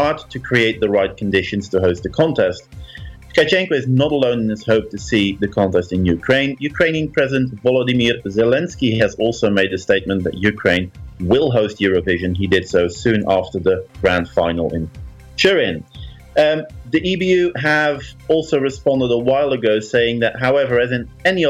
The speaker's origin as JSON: {"language": "English", "country": "Netherlands", "tie": "born or raised there", "said": "I grew up in the Netherlands, but my parents had a little cabin near Trier in Germany."}